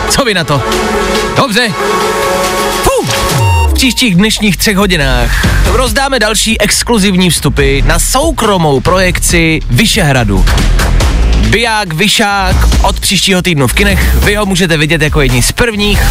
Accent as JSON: {"language": "Czech", "town": "Plzeň", "region": "Plzeň Region", "country": "Czechia", "tie": "born or raised there", "said": "Já jsem z Plzně"}